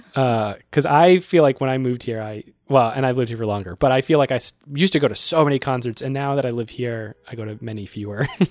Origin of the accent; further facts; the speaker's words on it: Worcester, Massachusetts, United States; now in Brooklyn, New York, United States; My hometown has the Worcester Palladium